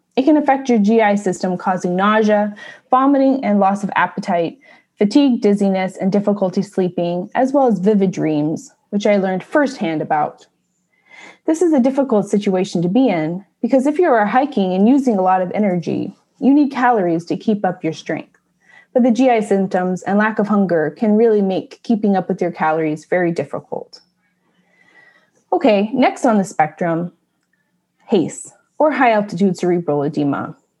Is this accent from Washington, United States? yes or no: yes; Washington, United States; Mount Rainier from my home state